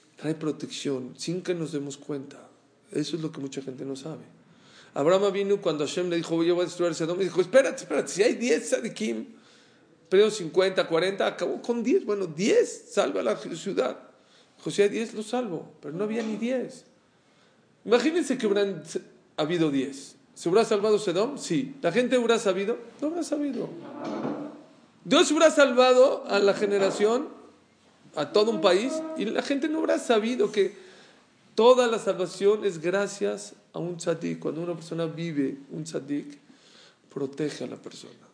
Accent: Mexico; le dije que soy de México

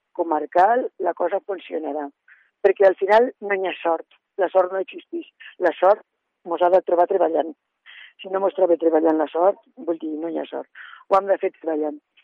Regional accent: Lledó, Aragon, Spain; jo sóc de Lledó, eh, he viscut eh, tota la vida a Lledó, excepte eh, quan he estat estudiant

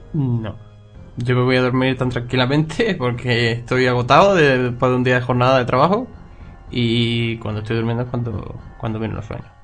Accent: Loja, Andalusia, Spain; en mi ciudad, mi pueblo

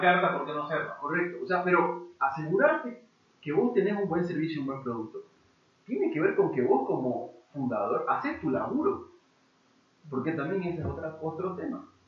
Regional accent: Bolivia; nosotros como bolivianos

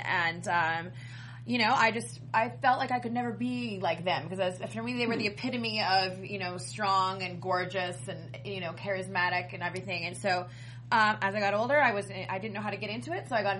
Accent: Canada; I'm Canadian

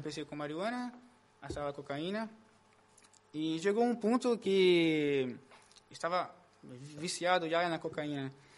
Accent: Brazil; moved away as an adult; now in Spain; sou de Brasil, né, como o Caim. Aqui em Espanha, llevo um ano e cinco meses, mais ou menos

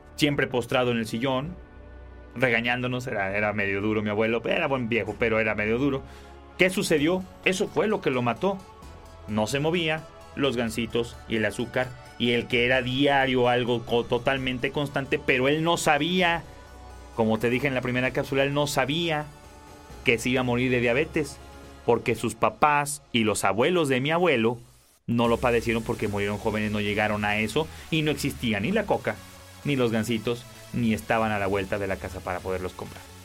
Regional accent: Mexico; en México, que es de donde yo soy

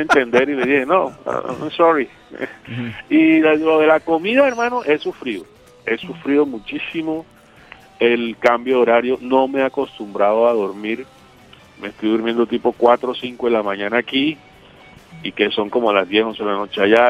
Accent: Caribbean coast, Colombia; un costeño en Rusia

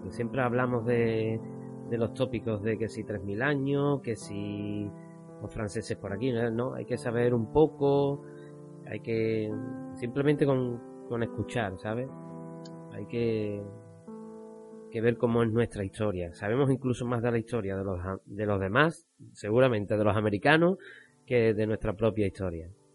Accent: Cádiz, Andalusia, Spain; accent: Cádiz; con nuestro acento, ¿eh? que para algo el podcast es de Cádiz

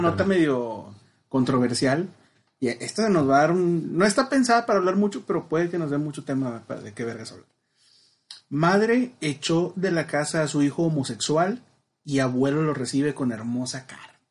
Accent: Monterrey, Nuevo León, Mexico; Pues yo siendo blanco, hombre, regio

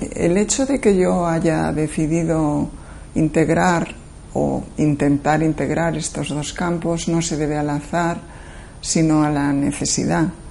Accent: Galicia, Spain; also born or lived in near Madrid; now in Madrid, Spain; nací en Galicia

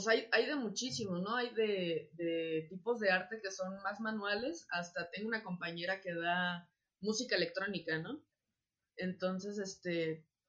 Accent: Acapulco, Guerrero, Mexico; moved away; yo soy de Acapulco

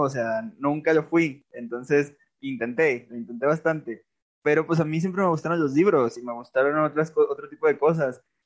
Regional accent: Aguascalientes, Mexico; moved away as an adult; also born or lived in Buenos Aires, Argentina; Yo soy nacido y criado en Aguascalientes

